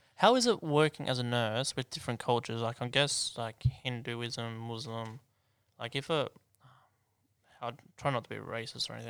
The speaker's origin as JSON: {"language": "English", "area": "Hunter", "region": "New South Wales", "country": "Australia", "moved": "yes", "lives_now": "Sydney, Australia", "said": "I'm from Hunter"}